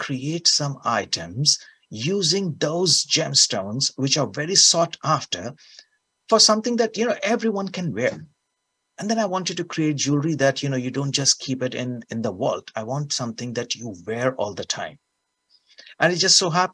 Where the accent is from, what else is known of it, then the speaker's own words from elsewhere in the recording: India; moved away; I'm a small boy from India, you know, and with my accent